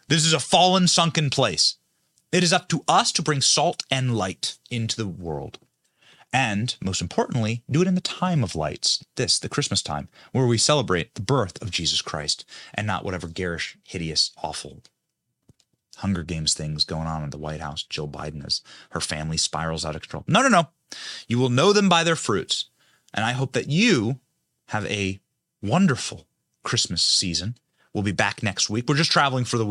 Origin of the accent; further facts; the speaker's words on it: Iowa, United States; I'm from Iowa